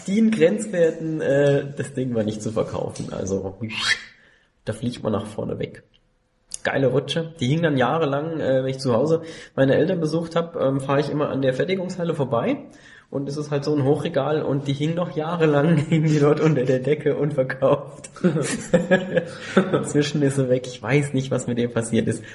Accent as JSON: {"language": "German", "town": "Landau", "region": "Rhineland-Palatinate", "country": "Germany", "tie": "born or raised there", "said": "Ich bin ein echter Pelzer. Ähm, ich bin in Landau geboren"}